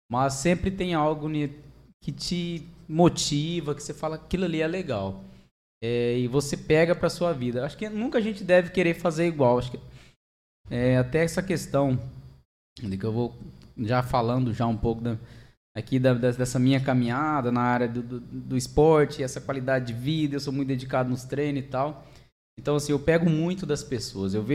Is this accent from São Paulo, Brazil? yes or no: no; Angélica, Mato Grosso do Sul, Brazil; sou de Mato Grosso do Sul mesmo, né? Eu nasci em Angélica.